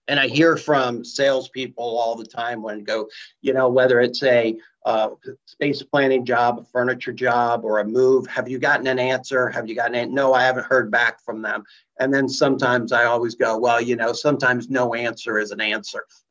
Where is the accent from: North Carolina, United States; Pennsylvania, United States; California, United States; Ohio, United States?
Ohio, United States; Columbus; I'm from Columbus